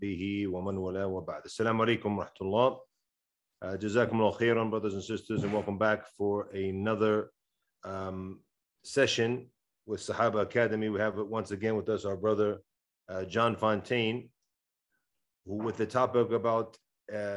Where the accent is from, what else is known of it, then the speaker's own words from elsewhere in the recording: Ireland; I was raised as an Irish Catholic